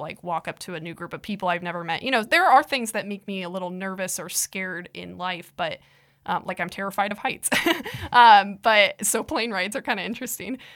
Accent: Iowa, United States; I'm from Iowa

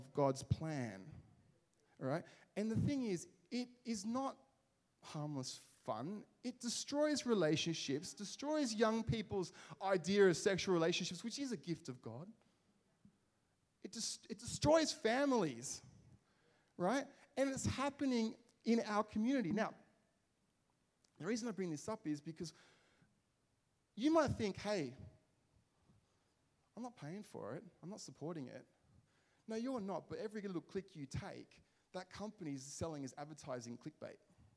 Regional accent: Liverpool, North West England, United Kingdom; when I grew up in Liverpool, there was a bit of a heroin problem.

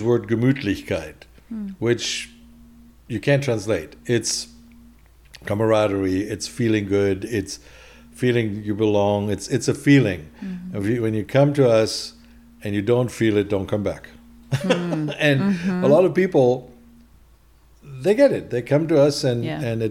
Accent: Duisburg, North Rhine-Westphalia, Germany; English is a second language; moved away as an adult; now in California, United States; I'm from Duisburg

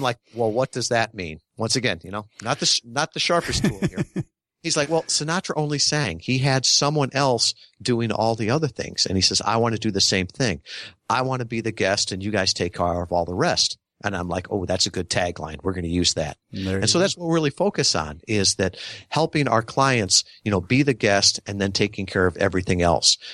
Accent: Midwest, United States; I grew up in the Midwest

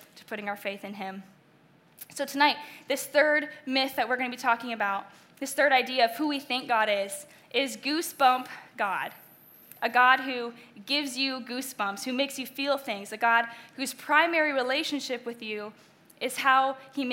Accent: Delaware/Maryland, Eastern Shore, United States; moved away; also born or lived in Indiana; I grew up in Eastern Shore, Delaware/Maryland

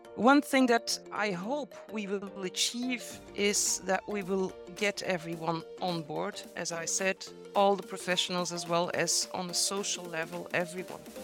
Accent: Belgium; now in Brussels, Belgium; I come from Belgium

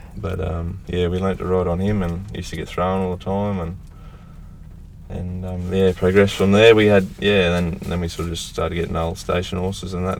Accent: north of Rockhampton, Queensland, Australia; north of Rocky, on a place I was about 150 k's north of Rocky

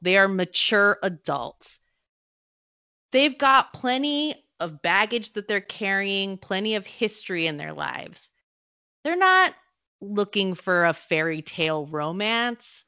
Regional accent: United States; I'm American

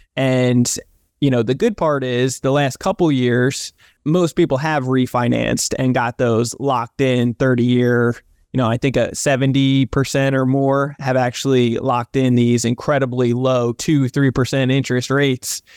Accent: New Jersey, United States; also born or lived in Southern California; now in California, United States; I'm from New Jersey originally

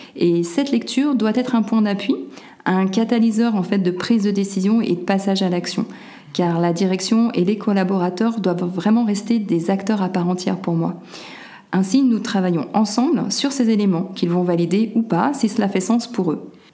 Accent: Lyon, Auvergne-Rhône-Alpes, France; moved away as an adult; also born or lived in Czech Republic; je suis originaire de Lyon. Ma famille est d'un côté lyonnaise et de l'autre corse.

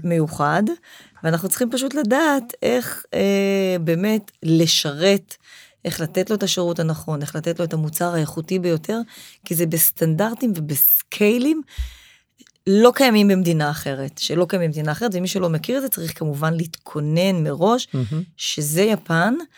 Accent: Israel; אנחנו, כישראלים, כעם שורד

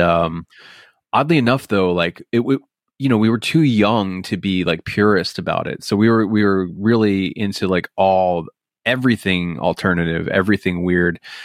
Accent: Bucks County, Pennsylvania, United States; moved away; Growing up here was weird

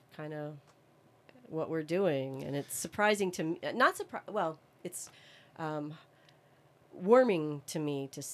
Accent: Levittown, Pennsylvania, United States; where I grew up in Levittown

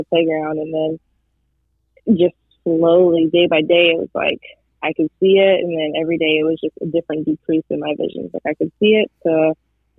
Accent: Texas, United States; I am from Texas

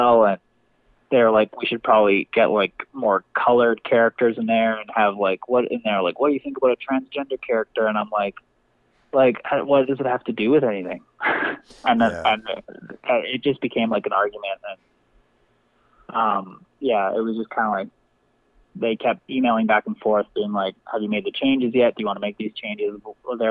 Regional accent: Canada; as a Canadian

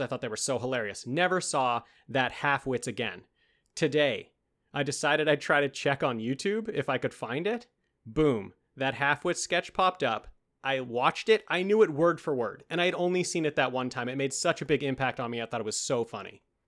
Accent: Canada; accent: Canadian; when it's Canada Day, my, my true accent comes out, eh

